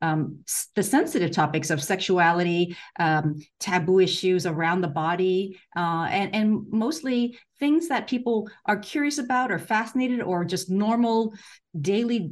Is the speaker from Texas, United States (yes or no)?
no; San Francisco, California, United States; moved away as an adult; also born or lived in Hong Kong; now in Hawaii, United States; I grew up in San Francisco